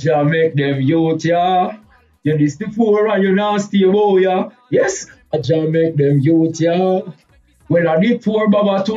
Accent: Spanish Town, Saint Catherine, Jamaica; Born and raised in Spanish Town

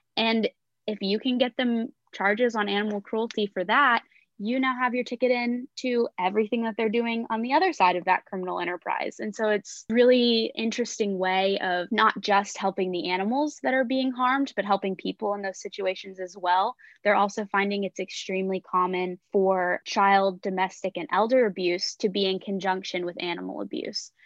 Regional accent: Texas, United States; moved away as an adult; also born or lived in Oklahoma; now in Gainesville, United States; I was originally from Texas

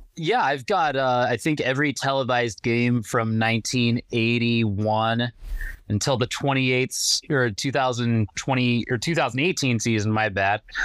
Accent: Madison, Wisconsin, United States; growing up in Madison

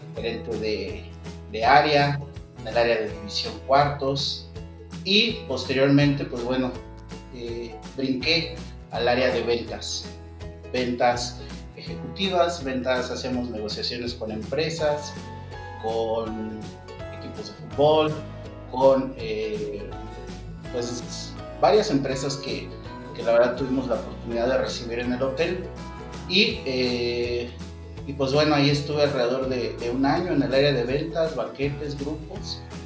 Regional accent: Mexico City, Mexico; also born or lived in Cancún; yo soy de la Ciudad de México, entonces pues surgió nuevamente la, la, inquietud de volver a, a mi ciudad

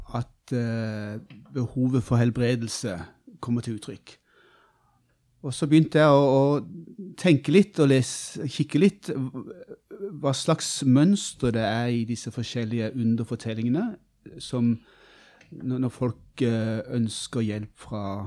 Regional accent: Kristiansand, Agder, Norway; moved away as an adult; also born or lived in Bø i Vesterålen; Jeg er fra Kristiansand og regner meg som bygutt, ja.

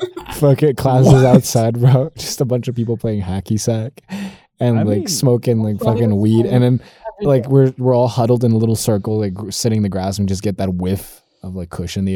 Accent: United States; Yeah, I'm American.

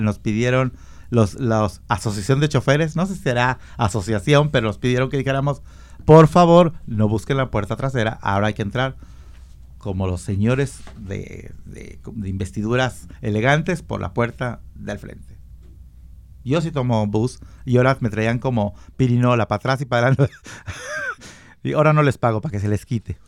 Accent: Mexico; yo soy mexicano. No tomo tequila, pero soy muy mexicano

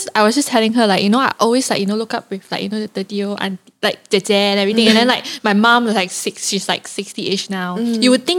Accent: Kepong, Kuala Lumpur, Malaysia; From Kepong.

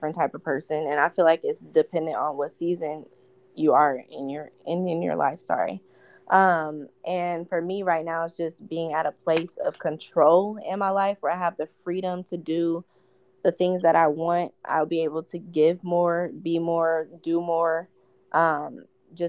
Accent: Omaha, Nebraska, United States; I'm from Omaha, Nebraska

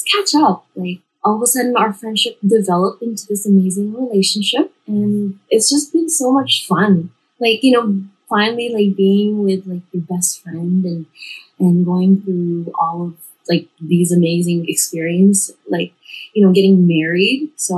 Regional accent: Dubai, United Arab Emirates; now in Canada; I was born and raised in Dubai, United Arab Emirates, and I immigrated here to Canada in 2014

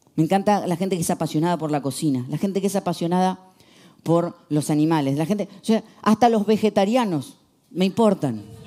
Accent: Argentina; soy argentino

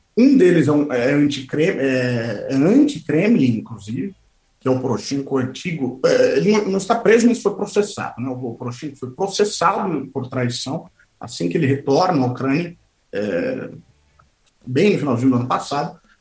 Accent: Brazil; moved away as an adult; now in Moscow, Russia; nós, como brasileiros

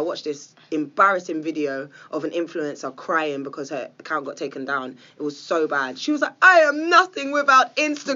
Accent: England, United Kingdom; I'm English.

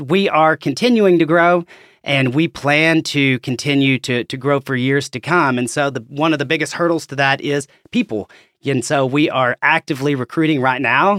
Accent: Conway, Arkansas, United States; I'm from, as you can probably tell from my accent, I'm from Arkansas, uh, from Conway originally.

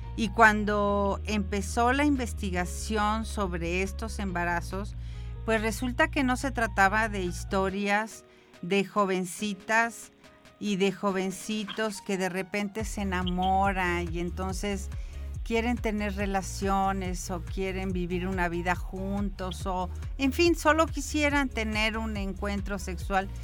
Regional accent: San Luis Potosí, Mexico; somos los potosinos y las potosinas

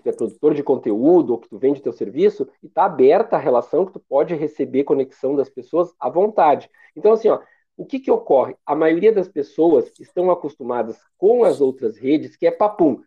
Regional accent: Porto Alegre, Rio Grande do Sul, Brazil; eu sou de Porto Alegre

